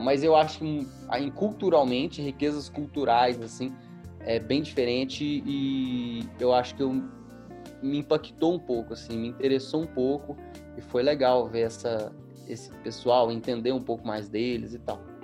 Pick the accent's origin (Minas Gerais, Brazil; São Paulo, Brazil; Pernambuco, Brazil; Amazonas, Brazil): Minas Gerais, Brazil; Eu sou mineiro